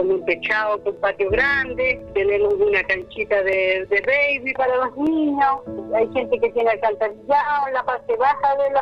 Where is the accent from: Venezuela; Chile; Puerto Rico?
Chile; Canela, Coquimbo; Vivo acá en este mismo lugar, soy nacida y criada aquí en Canela. He, hecho mi vida toda aquí en este pueblo